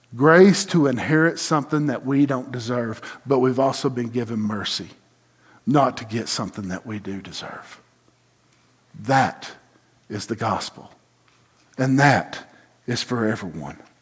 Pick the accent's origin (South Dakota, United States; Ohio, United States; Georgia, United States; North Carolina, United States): Georgia, United States; hometown near Lake Nottely; born or raised there